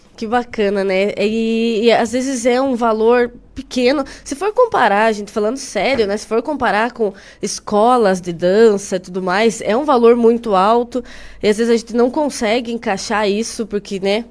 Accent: Carambeí, Paraná, Brazil; moved away as an adult; now in Ponta Grossa, Brazil; Eu moro aqui faz uns quatro anos, mas eu sou de Carambeí.

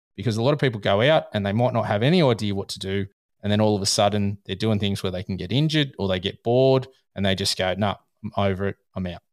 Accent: Australia; I'm Australian.

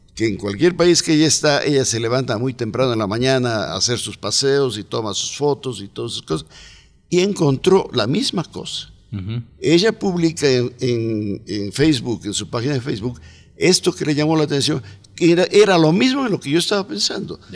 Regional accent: Cuenca, Azuay, Ecuador; also born or lived in United States; now in Cuenca, Ecuador; Yo soy más cuencano que el mote

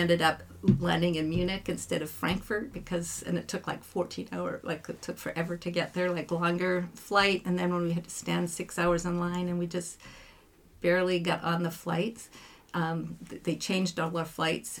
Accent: Abbotsford, British Columbia, Canada; also born or lived in Italy; I'm from Abbotsford, PC

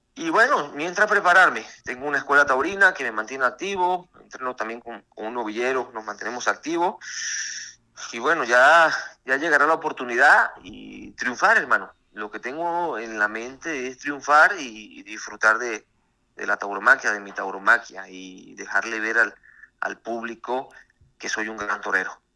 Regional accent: Mérida, Venezuela; now in Mexico; fui a mi país, tomé la alternativa con el maestro Enrique Ponce, de, padrino, y, y, bueno, fui toré algunas corridas en mi país, triunfé en mi alternativa, en Tobar, en Mérida

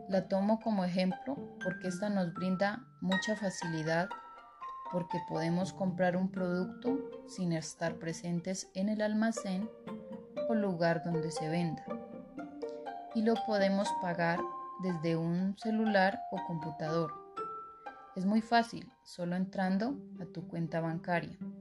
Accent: San Pablo, Nariño, Colombia; soy de San Pablo Nariño

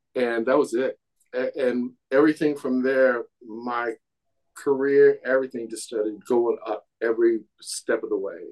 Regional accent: Kansas City, Missouri, United States; moved away as an adult; I'm a kid from Kansas City

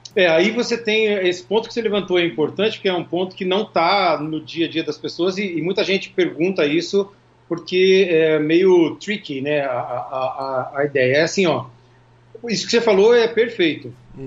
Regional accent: Curitiba, Paraná, Brazil; moved away as an adult; now in Orlando, United States; A gente é de Curitiba

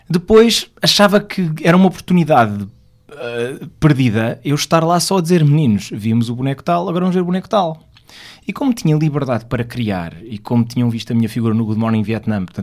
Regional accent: Porto, Norte, Portugal; now in Lisbon, Portugal; quando nós viemos do Porto para Lisboa, porque eu sou portuense

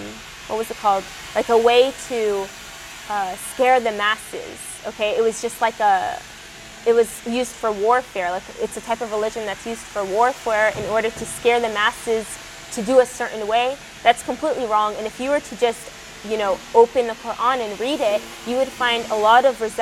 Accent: Texas, United States; I was born and raised in Texas.

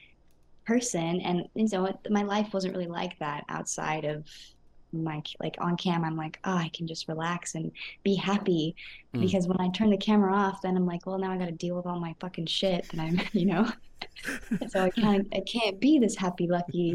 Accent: California, United States; I am from California

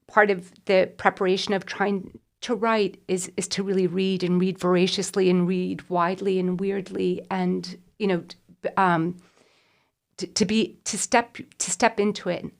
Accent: United States; moved away; I grew up in America

